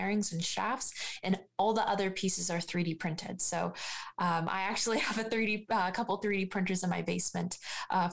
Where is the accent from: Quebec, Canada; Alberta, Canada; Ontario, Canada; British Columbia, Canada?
Ontario, Canada; Hamilton; I'm born and raised in Hamilton. I've gone to school, elementary school here. I've grown up in Hamilton